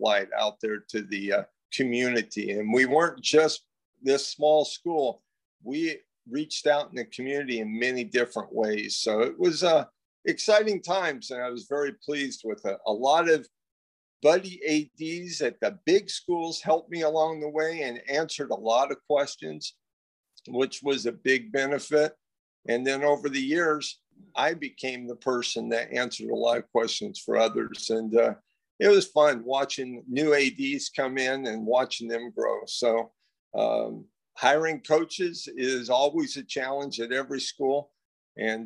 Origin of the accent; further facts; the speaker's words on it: Pico Rivera, California, United States; I grew up in Pico Rivera, California, about 20 minutes outside of Los Angeles